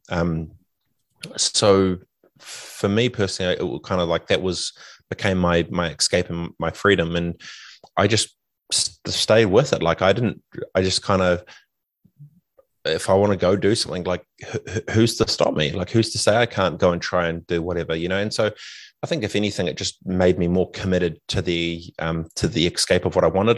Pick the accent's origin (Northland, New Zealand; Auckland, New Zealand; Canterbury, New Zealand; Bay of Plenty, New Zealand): Canterbury, New Zealand; Christchurch; also born or lived in Fiji; growing up in Aranui